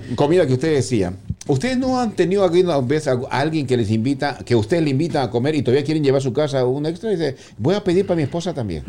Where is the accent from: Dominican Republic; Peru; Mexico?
Peru; moved away; yo soy peruano